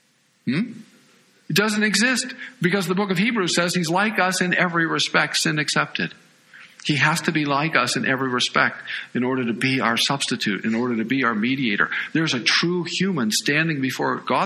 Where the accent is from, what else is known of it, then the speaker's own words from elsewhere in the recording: United States; as American evangelicals